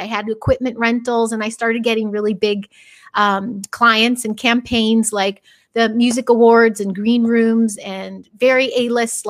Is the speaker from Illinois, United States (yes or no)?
yes; Chicago, Illinois, United States; moved away as an adult; now in Los Angeles, United States; I'm mostly from Chicago, but I have been out here 23 years, and it started in Chicagoland area. And I was like 14